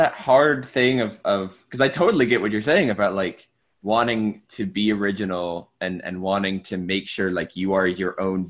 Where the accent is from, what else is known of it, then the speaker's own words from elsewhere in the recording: Tarrant County, Texas, United States; my hometown is in the same county as that town.